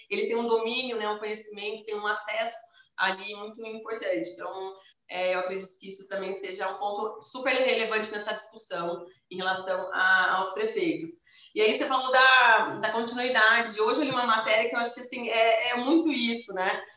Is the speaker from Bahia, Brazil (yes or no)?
no; Campinas, São Paulo, Brazil; eu moro, a gente, né, nós somos de Campinas aqui